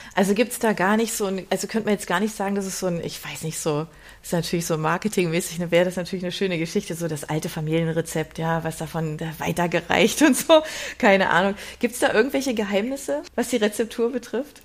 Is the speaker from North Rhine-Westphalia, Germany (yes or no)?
no; Berlin, Germany; moved away; also born or lived in Swabia; da wo ich so herkomme